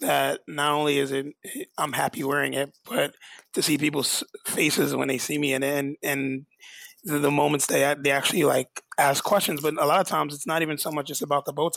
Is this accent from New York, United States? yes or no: yes; New York, United States; I'm born and raised in New York